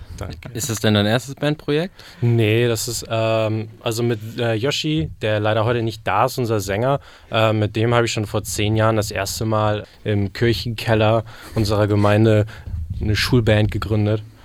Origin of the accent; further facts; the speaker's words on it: Barsbüttel, Schleswig-Holstein, Germany; das ist so ein Vorort von äh, Hamburg. Basbüttel nennt sich der.